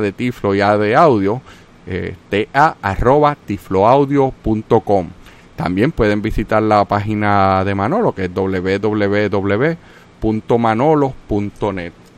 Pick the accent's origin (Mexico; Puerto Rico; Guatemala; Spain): Puerto Rico; yo soy puertorriqueño, Puerto Rico también es parte de los Estados Unidos